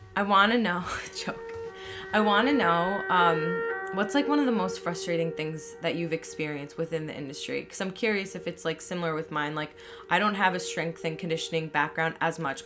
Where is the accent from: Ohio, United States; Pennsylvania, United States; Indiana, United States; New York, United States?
New York, United States; Long Island; I'm in Long Island and I'm, I'm from here